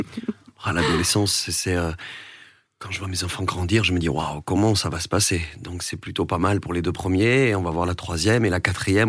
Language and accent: French; Vernet-les-Bains, Occitania, France; je viens d'un village aussi où, on jouait beaucoup à la pétanque